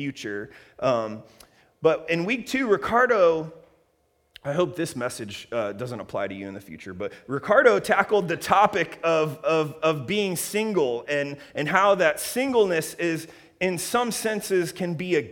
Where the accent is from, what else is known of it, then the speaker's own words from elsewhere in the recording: Columbus, Ohio, United States; now in Redlands, United States; Columbus, Ohio, my hometown